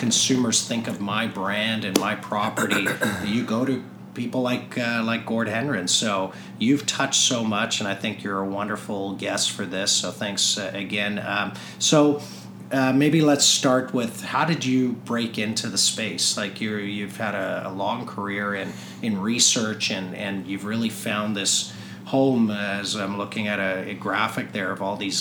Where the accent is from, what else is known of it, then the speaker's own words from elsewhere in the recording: South Africa; now in Toronto, Canada; I was born in South Africa